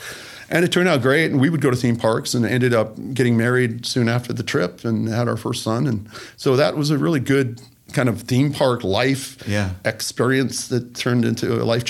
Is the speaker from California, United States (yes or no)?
no; Florida, United States; moved away; I was born in Florida, but I hadn't been back in, you know, 20, 30 years.